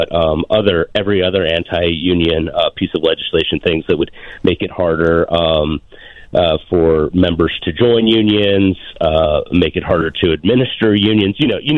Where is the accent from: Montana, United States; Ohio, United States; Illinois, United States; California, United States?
Montana, United States; I am from the great state of Montana